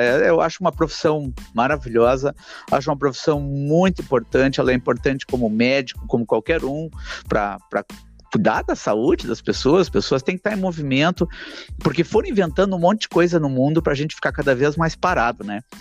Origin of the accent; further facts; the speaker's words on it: Porto Alegre, Rio Grande do Sul, Brazil; mim que nasci na Zona Norte aqui